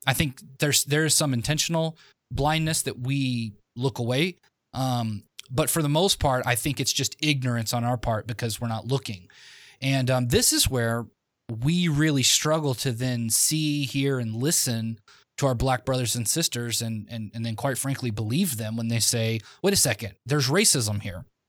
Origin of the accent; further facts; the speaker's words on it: the South, United States; I was from the South